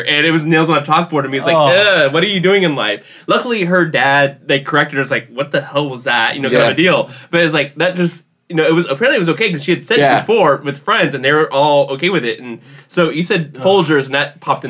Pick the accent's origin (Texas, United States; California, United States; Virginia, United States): Texas, United States; I'm from Texas.